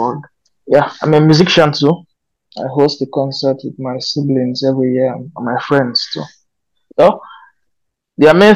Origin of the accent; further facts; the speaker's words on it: Kogi, Nigeria; also born or lived in Minna, Niger State; now in Abuja, Nigeria; I come from Kogi State, currently based in Abuja.